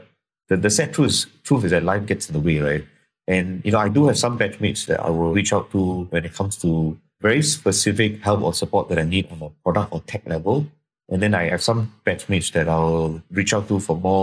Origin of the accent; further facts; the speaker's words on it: Singapore; I'm from Singapore